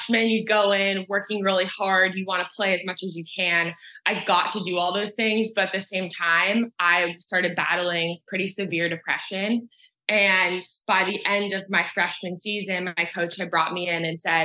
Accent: Southern California, United States; I grew up in Southern California. So this area was my playground.

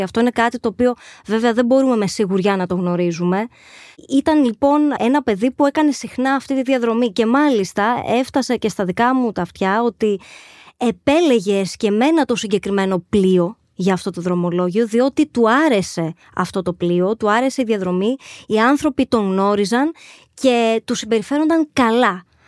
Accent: Agios Nikolaos, Crete, Greece; ήμασταν συντοπίτες καταγόμαστε και δύο από τον Άγιο Νικόλαο Κρήτης

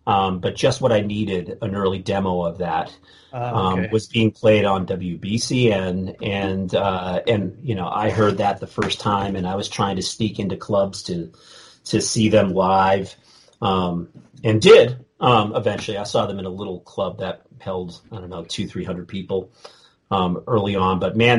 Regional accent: Boston, Massachusetts, United States; growing up in Boston.

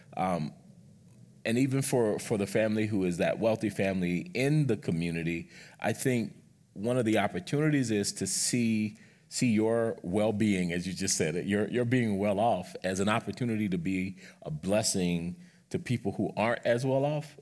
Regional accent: South Carolina, United States; moved away; growing up in South Carolina

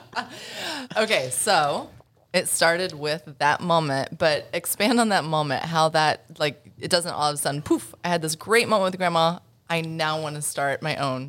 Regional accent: Oklahoma, United States; I'm from Oklahoma.

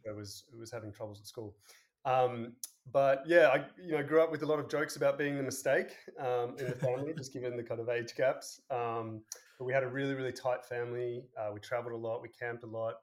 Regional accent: Sydney, New South Wales, Australia; moved away as an adult; also born or lived in San Francisco, United States / Boston, United States / Denver, United States; I grew up um, in Sydney

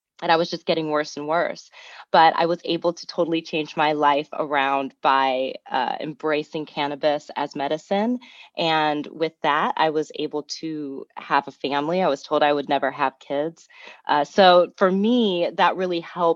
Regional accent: Fort Wayne, Indiana, United States; I grew up in Fort Wayne, Indiana

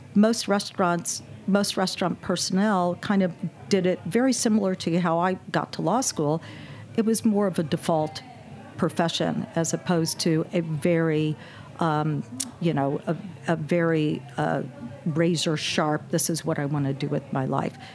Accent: Indianapolis, Indiana, United States; also born or lived in Brooklyn, New York / Texas; I grew up in Indianapolis and went attended college in Indiana

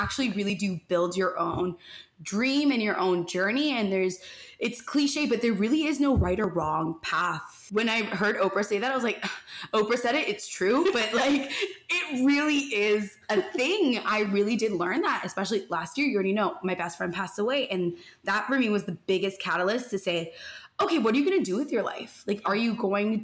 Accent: Toronto, Ontario, Canada; I grew up in North York, which is just north of like the main parts of Toronto

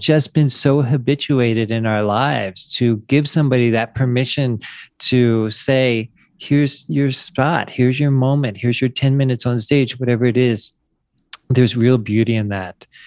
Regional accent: Wilmington, Delaware, United States; moved away as an adult; also born or lived in San Diego; now in Mexico; I grew up in Wilmington, Delaware

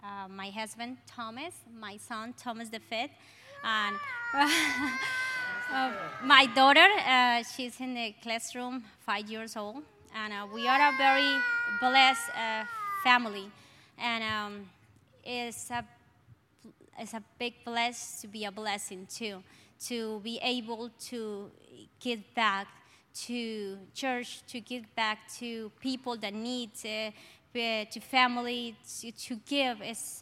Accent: Colombia; accent: Colombian; English is a second language; moved away; I have a Colombian accent, very strong.

